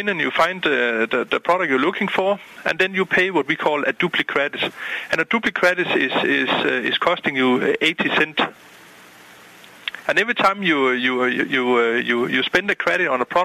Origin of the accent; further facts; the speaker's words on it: Denmark; moved away as an adult; now in Boca Raton, United States; I'm originally from Denmark.